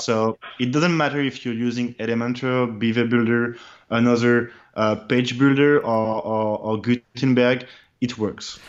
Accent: France; I'm French, my first language in my brother preference is French

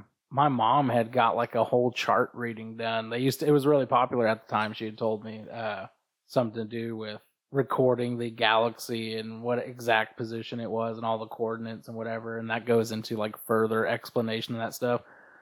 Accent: San Diego, California, United States; San Diego, California.

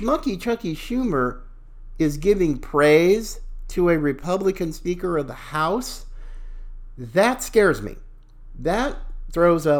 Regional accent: the South, United States; as a Southerner myself

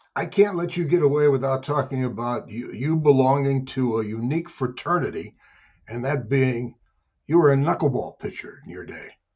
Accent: St. Louis, Missouri, United States; my hometown of Saint Louis

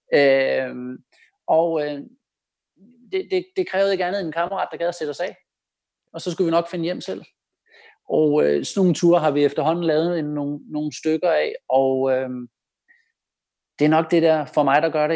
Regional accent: Denmark; man som dansker

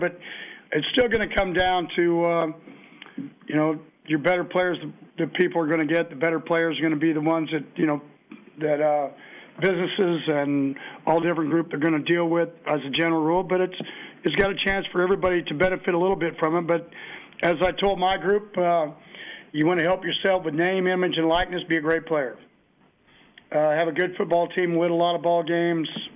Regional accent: Kansas, United States; now in Texas, United States; I grew up in Kansas

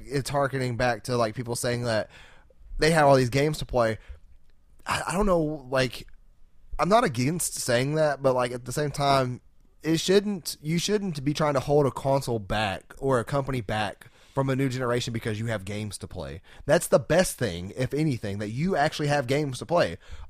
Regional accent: Arkansas, United States; We're from Arkansas.

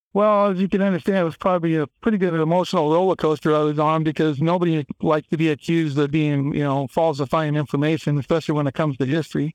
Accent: Kellogg, Idaho, United States; I grew up in Kellogg, Idaho, where the mine's located

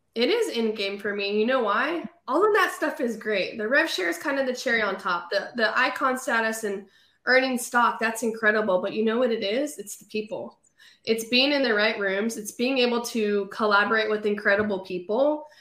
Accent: California, United States; moved away as an adult; now in Raleigh, United States; I sold real estate in um, California. That's where I was born and raised

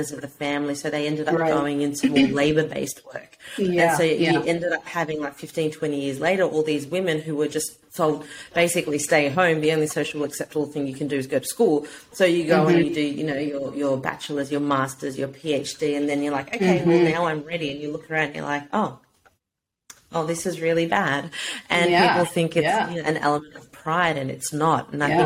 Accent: Australia; as a brown woman growing up in Australia

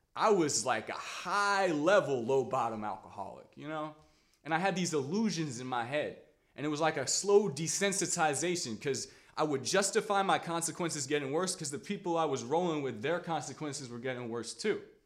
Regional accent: Washington, District of Columbia, United States; I grew up in Washington, D C

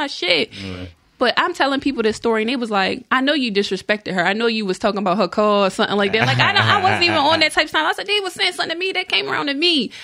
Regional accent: Baltimore, Maryland, United States; moved away; I'm from Baltimore.

